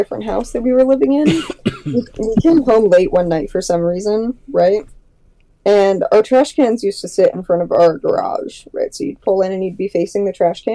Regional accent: Florida, United States; I'm from Florida

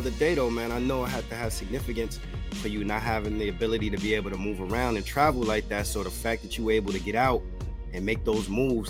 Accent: Bronx, New York, United States; I grew up and raised on the East Coast.

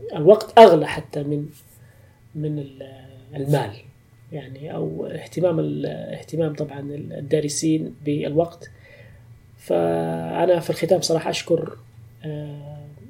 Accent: Tabuk, Tabuk Province, Saudi Arabia; واخدم مدينتي

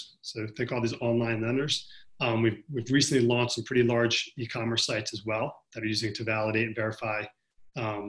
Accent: New York City, New York, United States; I'm from New York City

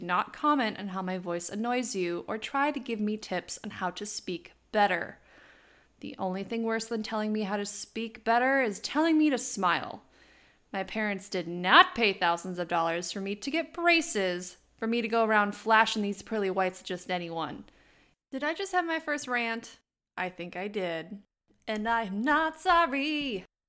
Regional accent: Wisconsin, United States; accent: Wisconsin; I was born and raised in the great state of Wisconsin.

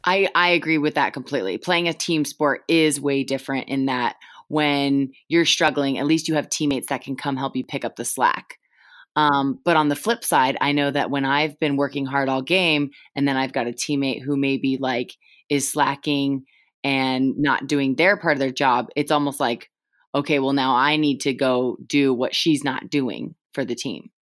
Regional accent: Julie Foudy's hometown, California, United States; I grew up in Julie Foudy's hometown

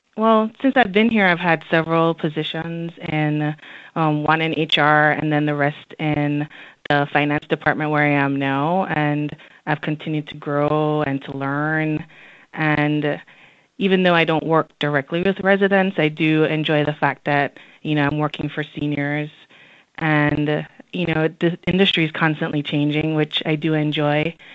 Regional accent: Jamaica; moved away as an adult; also born or lived in Washington, D.C.; now in Alexandria, United States; growing up in Jamaica was definitely different than living in the United States

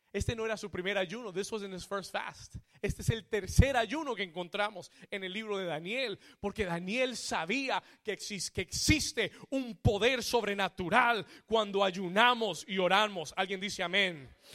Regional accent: Colombia; Como buen colombiano

